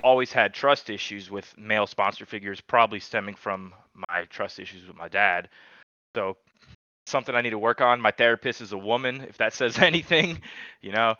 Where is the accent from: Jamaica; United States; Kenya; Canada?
United States; Charlotte, North Carolina; also born or lived in New York; now in Asheville, United States; I, am actually from New York originally, man. I was born in New York, and then I moved to Charlotte when I was eight